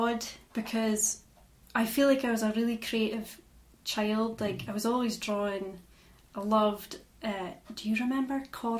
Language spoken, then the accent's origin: English; Inverallochy, Scotland, United Kingdom; so I'm from Inveralachie, which is a tiny little fishing village that is also known as Cotton, often mistaken for Bulgar or Cairnbulg, but that's actually the opposite side of the road where they meet.